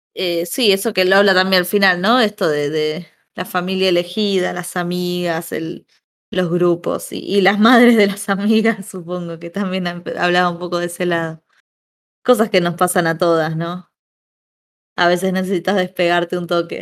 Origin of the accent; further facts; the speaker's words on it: Buenos Aires, Argentina; como porteña